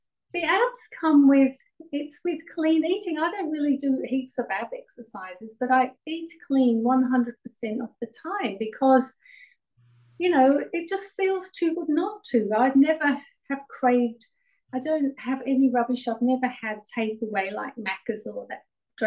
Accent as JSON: {"language": "English", "region": "England", "country": "United Kingdom", "tie": "born or raised there", "moved": "yes", "lives_now": "Melbourne, Australia", "said": "I actually was born in England"}